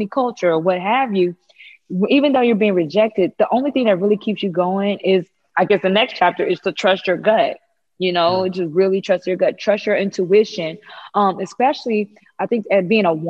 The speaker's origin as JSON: {"language": "English", "region": "Missouri", "country": "United States", "moved": "yes", "said": "I'm from Missouri originally"}